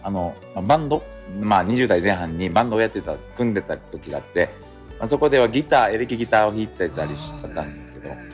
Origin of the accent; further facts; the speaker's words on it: Naha, Okinawa, Japan; 那覇市生まれも那覇市学校も那覇ですね